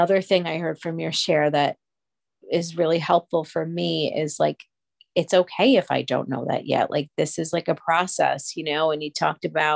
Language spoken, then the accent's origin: English; East Coast, United States; I'm from the East Coast